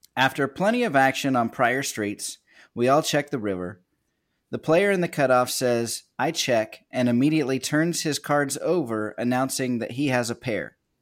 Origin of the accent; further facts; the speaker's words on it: Kansas, United States; now in Virginia, United States; I'm from a little nowhere town in Kansas. Ended up found my way to the East Coast over here in in Virginia